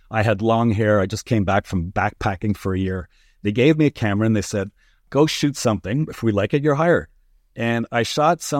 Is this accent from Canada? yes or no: yes; Montreal, Quebec, Canada; I came from Montreal, from Quebec, and I spoke French, I kind of filled a quota.